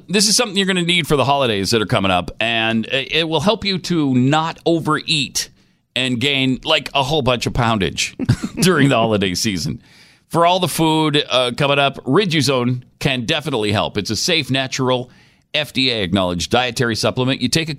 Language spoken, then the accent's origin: English; Montana, United States; also born or lived in Utah / Houston, United States; I grew up in Montana where it's really dry, and then moved to Utah first, where it was probably even drier, one of the driest places on the planet, and then moved back east where it was occasionally humid, but then wound up in Houston for 8 years where it's always humid.